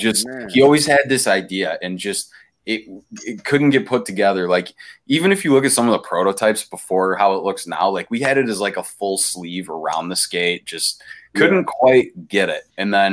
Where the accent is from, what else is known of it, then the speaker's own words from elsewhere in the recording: Albion, New York, United States; also born or lived in Brockport, New York; We're all from Western New York, man. Me and Matt grew up originally in like the Albion area.